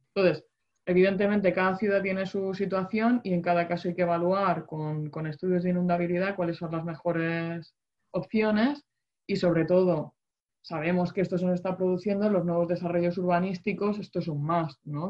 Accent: Region of Murcia, Spain; yo soy de Murcia

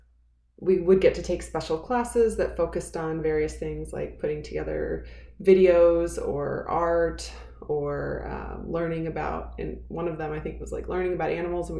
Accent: Missouri, United States; now in Colorado, United States; I live in Colorado, and I grew up in Missouri.

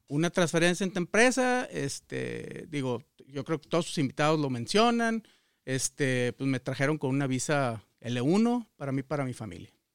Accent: Culiacán, Sinaloa, Mexico; moved away as an adult; also born or lived in Celaya, Guanajuato; now in United States; yo nací en el estado de Sinaloa, en Culiacán.

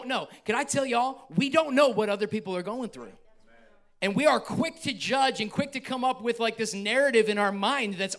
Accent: New York, United States; I'm from New York

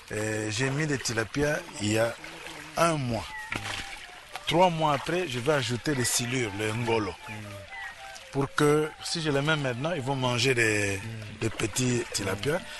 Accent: Leverville, Kwilu, DR Congo; born there; moi je suis né à Leverville, à Losanga, où euh, on vivait la production de l'huile de palme. À ce moment-là, vous savez, notre pays était le premier exportateur d'huile de palme.

